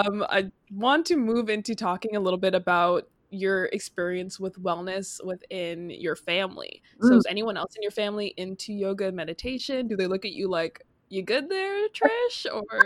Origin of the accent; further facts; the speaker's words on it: Brampton, Ontario, Canada; I grew up in Brampton, which is known for having a huge Indian population